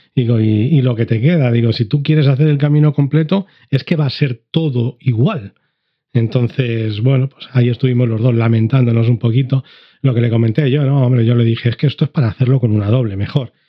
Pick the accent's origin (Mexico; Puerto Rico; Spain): Spain; Madrid, Community of Madrid; moved away; also born or lived in Andalusia; soy de Madrid